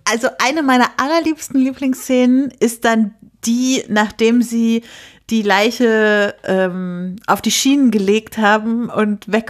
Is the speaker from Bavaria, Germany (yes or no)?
no; Lüneburg, Lower Saxony, Germany; das spielt halt in Lüneburg, wo ich herkomme. Und verschiedene Bekannte meiner Eltern sind da als, als Statisten immer dabei.